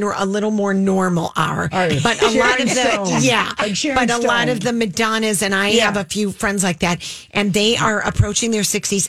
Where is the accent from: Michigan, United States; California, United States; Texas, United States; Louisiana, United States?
Michigan, United States; Detroit; we were raised in Detroit together.